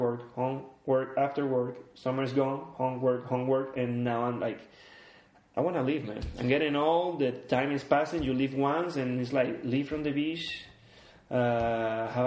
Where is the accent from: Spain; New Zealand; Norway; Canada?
Spain; Barcelona, Catalonia; moved away as an adult; now in Stockholm, Sweden; I have a love and hate with my hometown